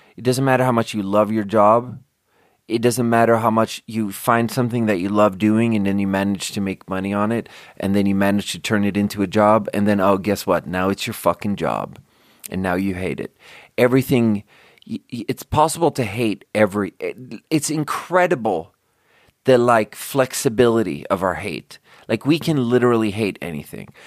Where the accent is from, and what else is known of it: Sweden; born or raised there; now in United States